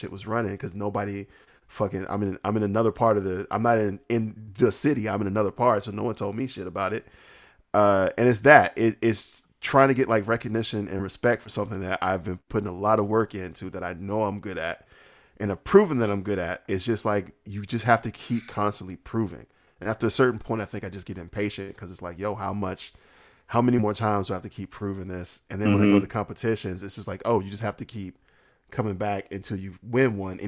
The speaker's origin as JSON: {"language": "English", "region": "the South", "country": "United States", "said": "I'm from the South"}